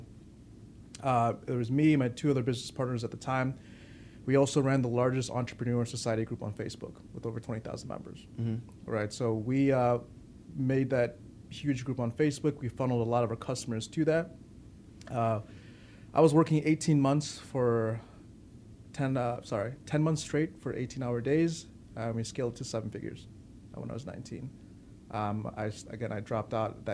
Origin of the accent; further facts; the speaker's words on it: Chicago, Illinois, United States; also born or lived in Winnetka, Illinois; I was raised in the north side of Chicago